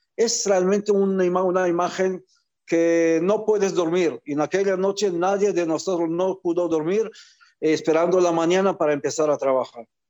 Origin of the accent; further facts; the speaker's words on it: Israel; also born or lived in Algeria; yo que nací en Argelia, llegué como niño refugiado de, aquel entonces a Israel